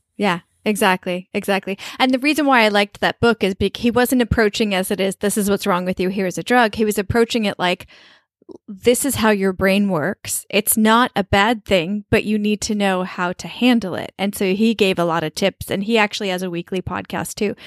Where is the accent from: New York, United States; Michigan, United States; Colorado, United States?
New York, United States; also born or lived in Colombia; growing up in New York